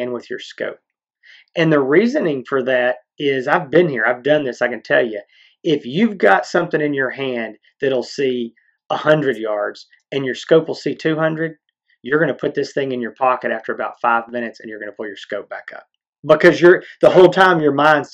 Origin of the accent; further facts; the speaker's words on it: East Texas, United States; We're from East Texas